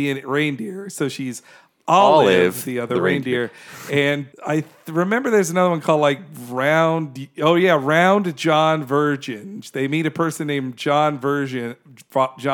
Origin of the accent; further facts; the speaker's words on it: Florida, United States; I grew up in Florida, which is hurricane country